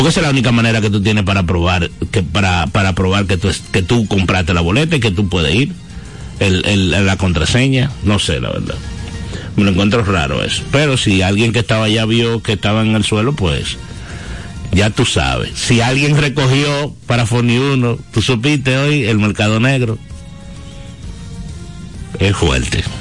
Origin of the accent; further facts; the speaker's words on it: Dominican Republic; Porque vamos a suponer que porque nosotros como dominicanos al fin siempre tenemos siempre le ponemos una duda a lo que pasa.